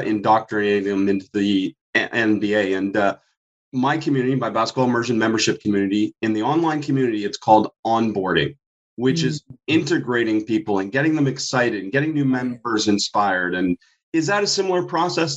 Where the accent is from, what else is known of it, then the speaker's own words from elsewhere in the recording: Toronto, Ontario, Canada; I grew up in Toronto